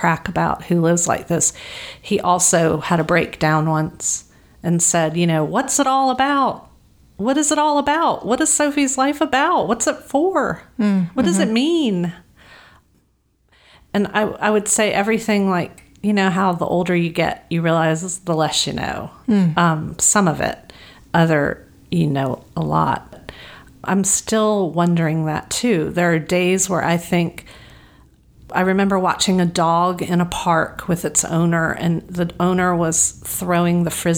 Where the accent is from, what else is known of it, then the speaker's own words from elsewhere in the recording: the South, United States; now in Los Angeles, United States; I was raised in the South